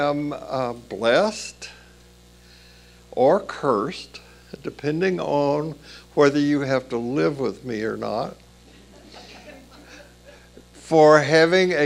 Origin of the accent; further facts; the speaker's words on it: Columbia, Tennessee, United States; We moved to another town in Tennessee, south of Nashville, in the fall I turned 6.